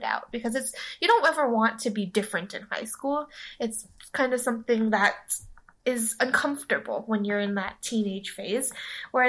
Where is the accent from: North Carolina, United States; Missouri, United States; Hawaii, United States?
Hawaii, United States; moved away as an adult; I went to high school with Kat. We're both from Hawaii